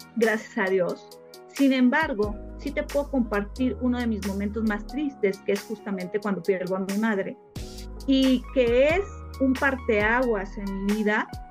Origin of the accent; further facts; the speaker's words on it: Mexico City, Mexico; yo soy de Ciudad de México y tenemos una casa de campo en Morelos